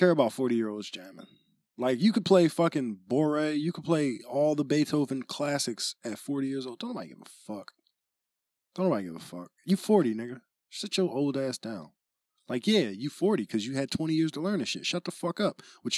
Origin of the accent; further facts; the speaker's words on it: Philadelphia, Pennsylvania, United States; nah, nigga, I'm from Philly, nigga.